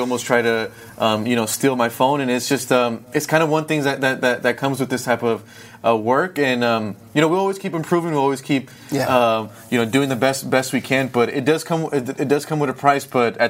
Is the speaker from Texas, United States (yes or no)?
no; Antelope Valley, California, United States; I started just interviewing all the restaurant owners in my hometown.